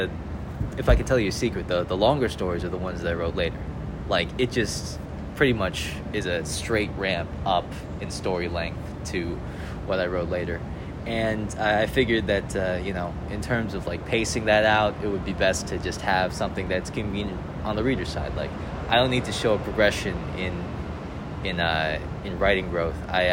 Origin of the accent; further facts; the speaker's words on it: Vernon Hills, Illinois, United States; I'm from Vernon Hills, Illinois. So that's like a small town about an hour outside Chicago